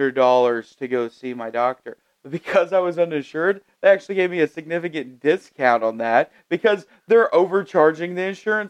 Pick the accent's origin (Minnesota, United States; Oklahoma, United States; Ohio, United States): Oklahoma, United States; I'm from Oklahoma.